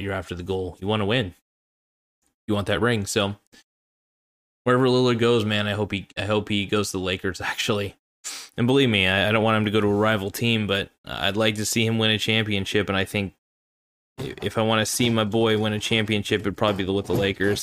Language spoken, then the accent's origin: English; Oregon, United States; I'm from Oregon, and I am in Oregon.